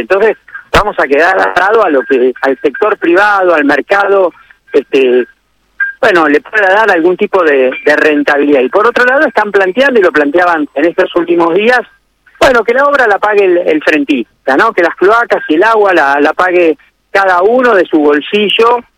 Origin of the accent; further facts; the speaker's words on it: Argentina; como yo, como muchísimos argentinos